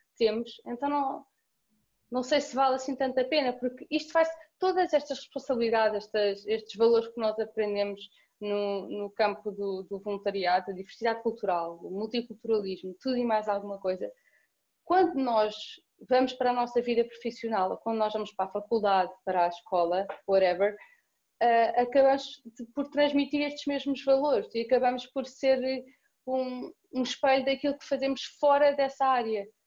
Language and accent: Portuguese; Cascais, Lisbon, Portugal; Sou de Cascais, como disseste, tenho 21 anos